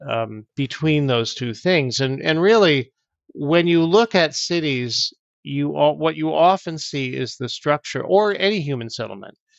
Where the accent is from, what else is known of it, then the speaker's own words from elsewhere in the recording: Auburn, New York, United States; moved away; also born or lived in Ventura, California; I grew up in Auburn, New York, which is in the Finger Lakes.